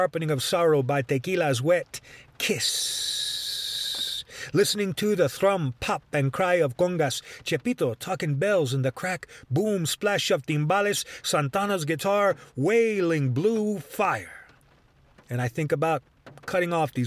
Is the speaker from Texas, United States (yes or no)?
yes; Dallas, Texas, United States; moved away; also born or lived in Boston, Massachusetts / Asheville, North Carolina; growing up in Dallas, Texas